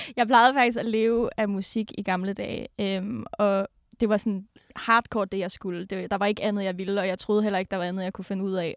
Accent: Denmark; moved away; jeg kommer jo fra Jylland, en lille bitte by i Jylland, og mine forældre bor der stadig

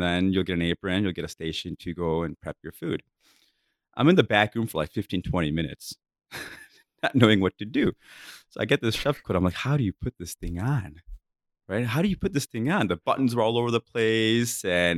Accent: India; I'm like, oh my God, I'm modern. You know, I'm Indian.

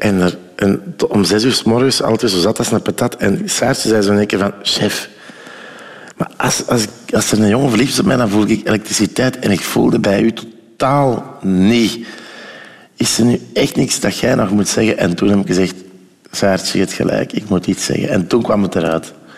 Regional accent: Ghent, Flanders, Belgium; also born or lived in Oostelo (uncertain ASR); bij ons in Gent lag de Scheldenarm

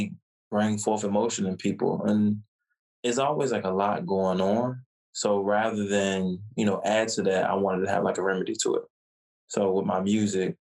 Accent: Virginia, United States; also born or lived in New York; I was born in Virginia and spent majority of my life in Virginia, but I spent at least about 4 or 5 years in New York.

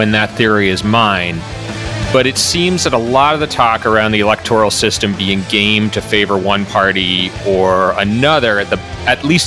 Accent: Massachusetts, United States; also born or lived in Boston; my home state of Massachusetts

